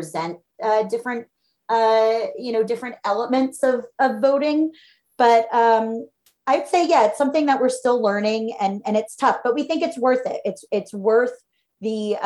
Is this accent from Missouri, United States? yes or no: no; Philadelphia, Pennsylvania, United States; I'm a Philadelphian